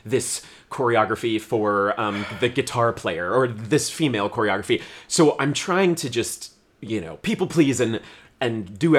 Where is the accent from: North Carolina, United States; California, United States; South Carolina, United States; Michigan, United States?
California, United States; moved away; my hometown in California